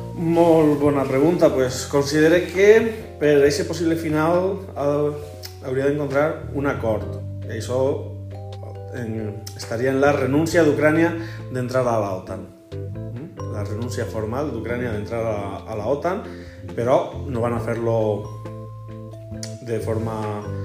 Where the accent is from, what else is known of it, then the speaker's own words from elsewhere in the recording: Elche, Valencian Community, Spain; moved away as an adult; also born or lived in Teulada; soc nascut a Elx, il·licitant, però que estic per aquestes terres ja el segon curs